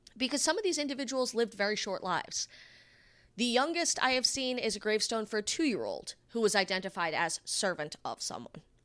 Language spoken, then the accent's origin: English; Rhode Island, United States; my home state